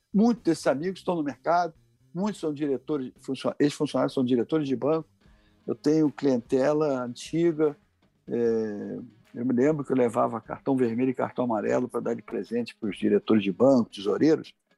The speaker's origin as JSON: {"language": "Portuguese", "region": "Rio de Janeiro", "country": "Brazil", "tie": "born or raised there", "said": "nós nascemos em Copacabana, eu e meu irmão."}